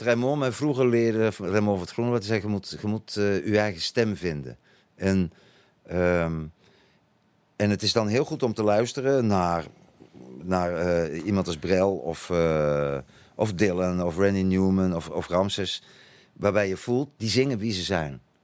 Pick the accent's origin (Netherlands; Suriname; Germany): Netherlands; first language Dutch; moved away as an adult; also born or lived in Utrecht / Antwerp / South Africa; now in Belgium; als Nederlander